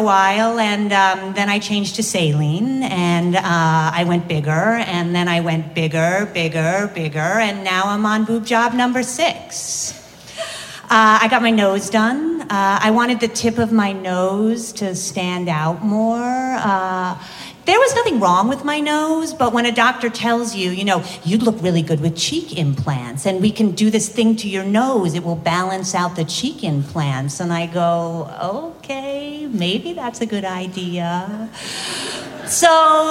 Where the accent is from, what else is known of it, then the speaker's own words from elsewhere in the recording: East Coast, United States; moved away as an adult; also born or lived in Las Vegas; I was raised Catholic from the East Coast